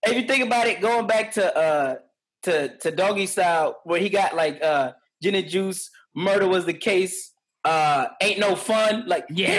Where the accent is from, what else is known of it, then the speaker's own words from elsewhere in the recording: New York City, New York, United States; growing up in the Bronx, we went to high school in uh, in in the up, uptown Bronx